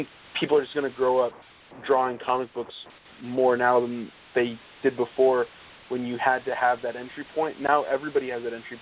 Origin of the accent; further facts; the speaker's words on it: Northern California, United States; also born or lived in Stockton, California; growing up in Northern California, the amount of people that moved into where I live in more like the Valley from the Bay Area